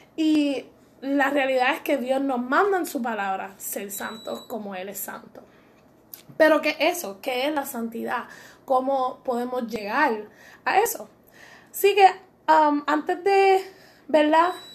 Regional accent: Puerto Rico; Somos puertorriqueñas y muy orgullosas de ser

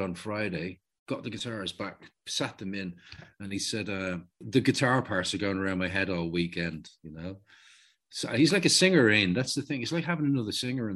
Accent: Dublin, Leinster, Ireland; I'm from Walkinstown.

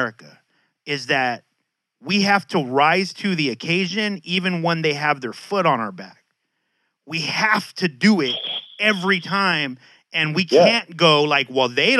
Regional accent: San Diego, California, United States; I grew up in Logan Heights.

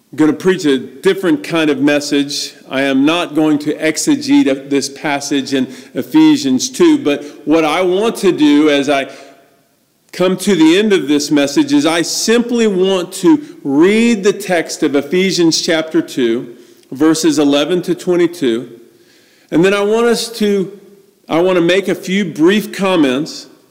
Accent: Atlanta, Georgia, United States; I was born in the Deep South in Atlanta, Georgia, born in the Bible Belt

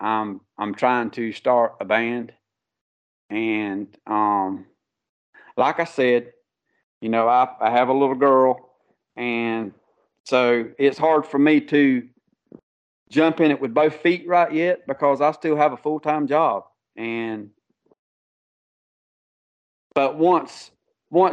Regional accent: Conway, South Carolina, United States; also born or lived in Loris, South Carolina; I was born and raised in Conway, South Carolina, which is 15 minutes from Myrtle Beach

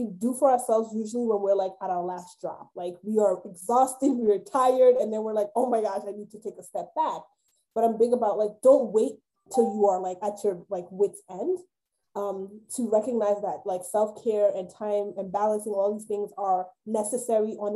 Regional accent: New York, United States; moved away; I'm a New Yorker. I grew up in New York

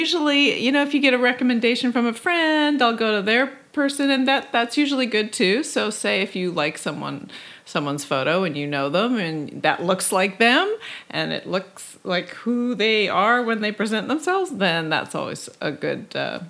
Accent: Canada; now in Los Angeles, United States; I came down from Canada and showed up without knowing anyone, and I made friends.

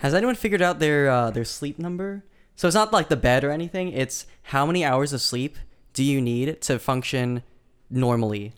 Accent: Lincoln, Nebraska, United States; now in California, United States; from Lincoln, Nebraska, and I currently live in California

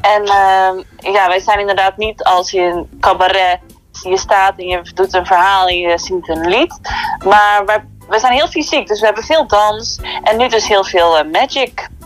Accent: Kruiningen, Zeeland, Netherlands; moved away; ik kom uit Kruiningen

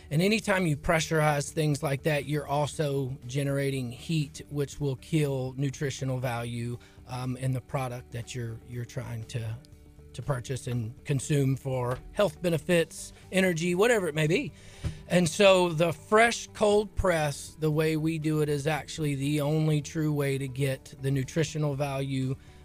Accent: Lake Charles, Louisiana, United States; So I'm from Lake Charles. The original store is in Lake Charles.

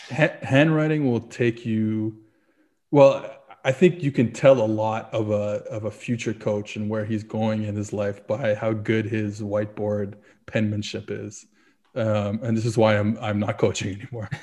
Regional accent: New Orleans, Louisiana, United States; originally I'm from, uh, I was born in New Orleans

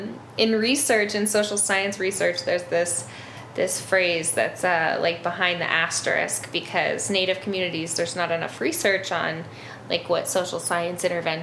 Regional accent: Northern Plains, United States; And I grew up in the Northern Plains around a lot of Lakota culture.

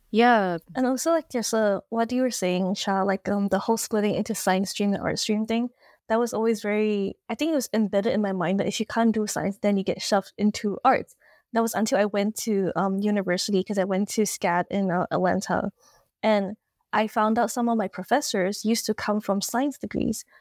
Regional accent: Malaysia; also born or lived in Toronto, Canada; now in Melbourne, Australia; I'm Malaysian, but I'm currently based in Toronto, Canada.

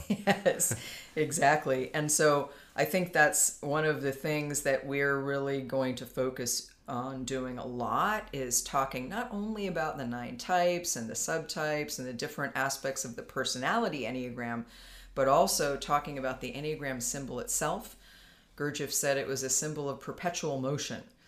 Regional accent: Palo Alto, California, United States; also born or lived in San Francisco; was born in Palo Alto. I live in California. I've lived in California most of my life

